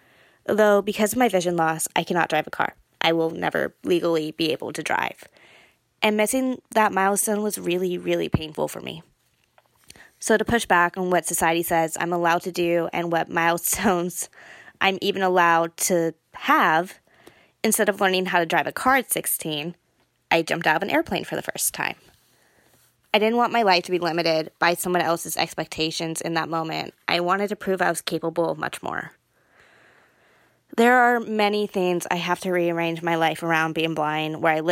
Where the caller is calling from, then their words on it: Cupertino, California, United States; I am from Cupertino, California.